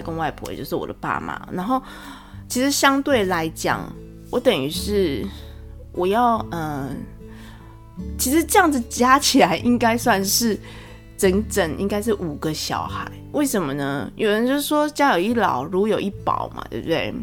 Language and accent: Chinese; Taiwan; 虽然可能会我们台湾人可能会有点迂回